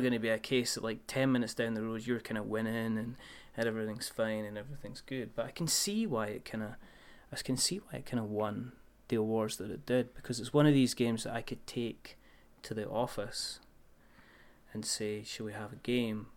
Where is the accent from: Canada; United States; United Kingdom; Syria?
United Kingdom; Scotland; I'm Scottish